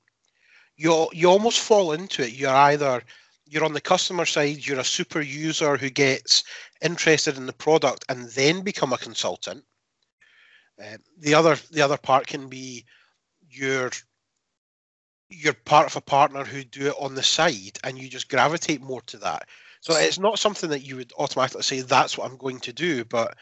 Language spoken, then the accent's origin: English; Scotland, United Kingdom; in Scotland, we do speak English